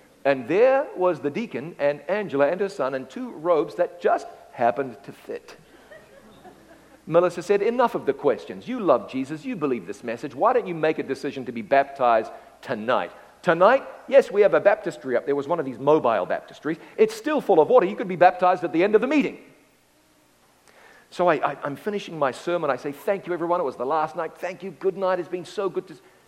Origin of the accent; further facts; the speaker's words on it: Ngaruawahia, Waikato, New Zealand; I'm calling from my hometown. It's called Ngarawawahia. I'm calling from Ngarawawahia.